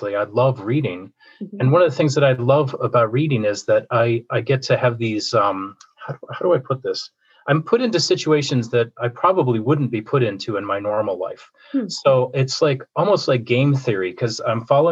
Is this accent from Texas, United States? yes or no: no; Minnesota, United States; I grew up in Minnesota.